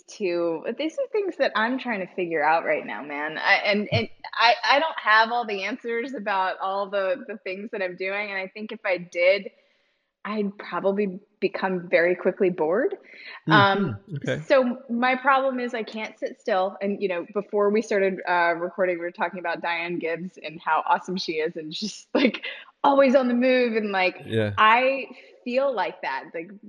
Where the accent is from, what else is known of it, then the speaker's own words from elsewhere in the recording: Virginia, United States; moved away as an adult; now in Columbia, United States; having been raised in Virginia